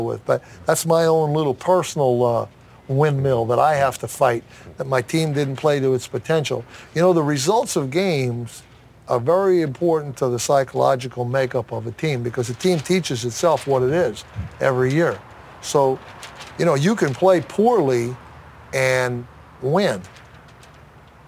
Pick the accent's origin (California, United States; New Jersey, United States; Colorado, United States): New Jersey, United States; Hasbrouck Heights; when I moved from Asbury Heights, New Jersey to another town